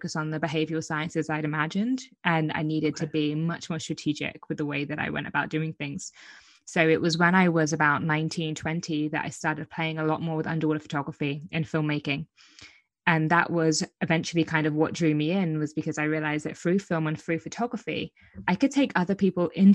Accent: Brighton, South East England, United Kingdom; where I'm from Brighton, the south coast of England

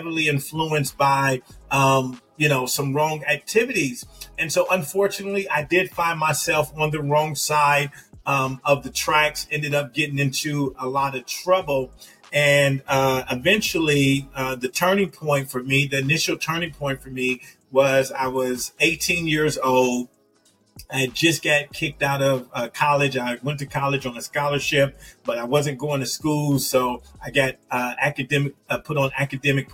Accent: Compton, California, United States; moved away as an adult; also born or lived in Europe; I was raised in this city called Compton

